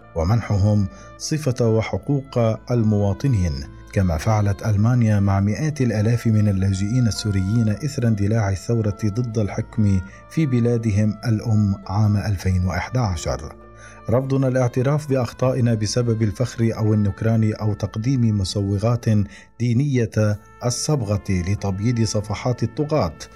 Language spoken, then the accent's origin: Arabic; Iraq; moved away; كعراقي مغترب